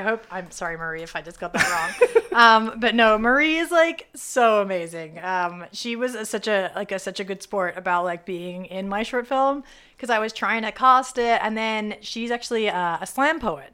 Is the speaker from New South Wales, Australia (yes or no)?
yes; Sydney, New South Wales, Australia; moved away as an adult; also born or lived in Pittsburgh, United States; now in Los Angeles, United States; Sydney, Australia is my home